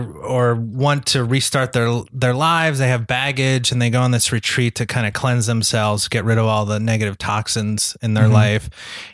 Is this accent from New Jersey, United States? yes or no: yes; New Jersey, United States; New Jersey.